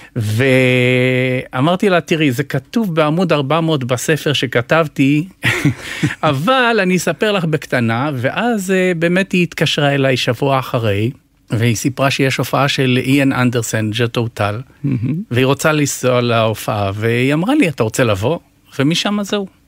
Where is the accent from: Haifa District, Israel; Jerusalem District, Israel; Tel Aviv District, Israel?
Jerusalem District, Israel; Jerusalem; also born or lived in Netivot; ההורים שלי בנתיבות, אני עברתי לגיל 6 לפנימייה, לבית חינוך עיוורים בירושלים